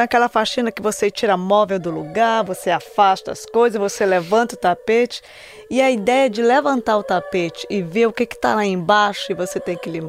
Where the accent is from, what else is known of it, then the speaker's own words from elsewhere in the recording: Brazil; now in United States; Eu não digo que eu sou americana, eu sou brasileira, eu amo meu país.